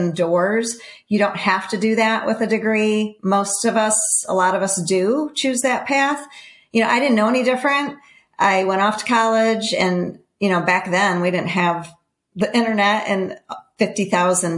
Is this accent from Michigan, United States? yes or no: yes; Michigan, United States; I grew up in Michigan and I moved like 5 different times before 9th grade